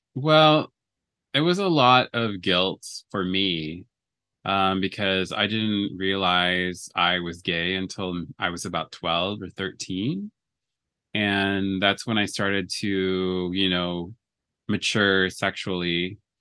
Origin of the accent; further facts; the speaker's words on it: Alberta, Canada; now in Los Angeles, United States; I was born in Canada. I have dual citizenship, so I am a Canadian and a U S citizen. I was born in Alberta